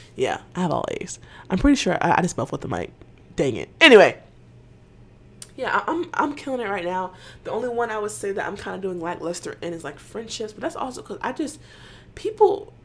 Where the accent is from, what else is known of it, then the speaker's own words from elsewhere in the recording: Atlanta, Georgia, United States; I'm from Atlanta